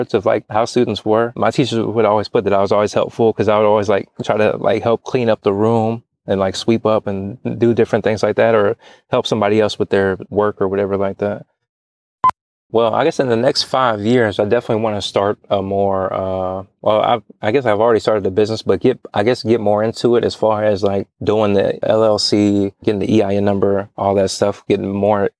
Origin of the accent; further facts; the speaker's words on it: Charleston, West Virginia, United States; now in Texas, United States; Growing up in West Virginia was pretty fun